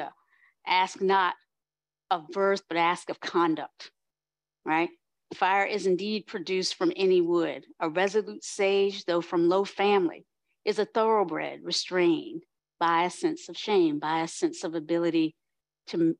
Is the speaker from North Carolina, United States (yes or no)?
yes; North Carolina, United States; my people growing up in the South in North Carolina